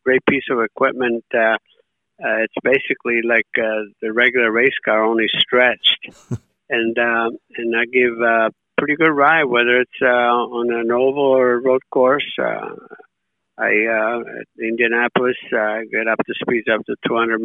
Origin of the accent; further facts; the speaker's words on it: Italy; now in United States; having grown in, born and raised in Italy